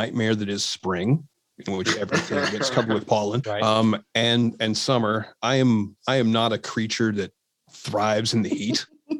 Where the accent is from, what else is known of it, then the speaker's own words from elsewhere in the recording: Kentucky, United States; also born or lived in Nashville, Tennessee / Clarksville, Tennessee; now in Atlanta, United States; I grew up in Kentucky. Lived in Tennessee, Nashville, not Knoxville. Also Clarksville for a little while.